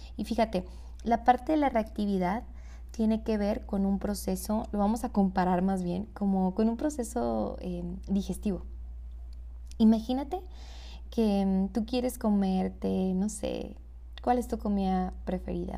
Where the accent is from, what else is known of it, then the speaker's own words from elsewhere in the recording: Hermosillo, Sonora, Mexico; yo soy de Hermosillo, Sonora